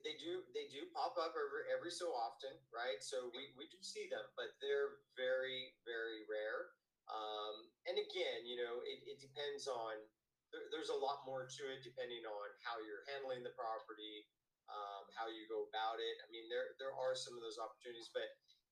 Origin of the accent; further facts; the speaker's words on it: United States; I'm American